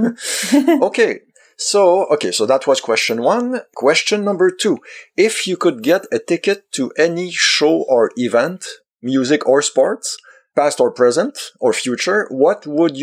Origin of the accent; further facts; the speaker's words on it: Canada; I'm from Canada